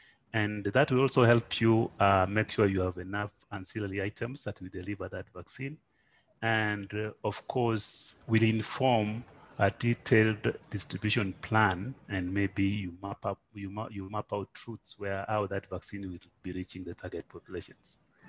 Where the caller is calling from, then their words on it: Nairobi, Kenya; I'm calling from Nairobi, Kenya.